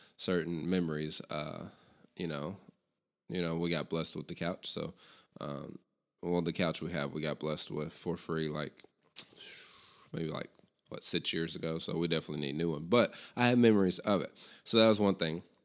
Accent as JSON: {"language": "English", "town": "Lexington", "region": "Tennessee", "country": "United States", "tie": "born or raised there", "also_born_or_lived": "Cleveland, Tennessee / Abingdon, Virginia", "lives_now": "Bristol, United States", "said": "Lexington, Tennessee, my hometown"}